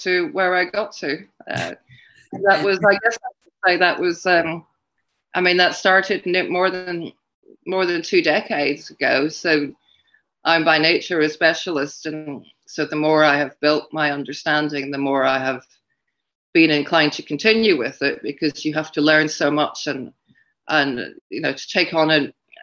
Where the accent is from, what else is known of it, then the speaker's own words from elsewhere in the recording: Scotland, United Kingdom; I am originally from Scotland and now live in Scotland